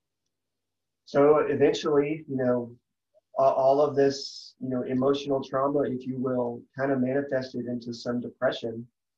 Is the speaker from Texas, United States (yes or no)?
yes; Texas, United States; I got an even better job in the aerospace industry back in my home state of Texas